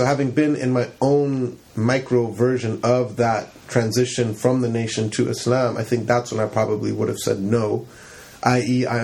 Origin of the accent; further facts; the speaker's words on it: Campbell, California, United States; we grew up in Campbell